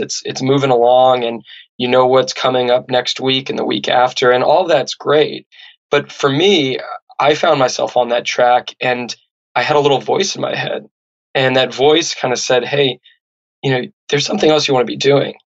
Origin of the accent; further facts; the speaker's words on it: Santa Barbara, California, United States; where I grew up in Santa Barbara